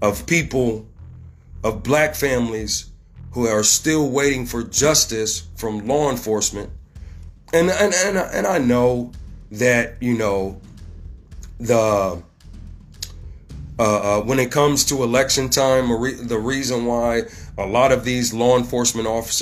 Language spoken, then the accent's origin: English; Ohio, United States; here in my home state, Ohio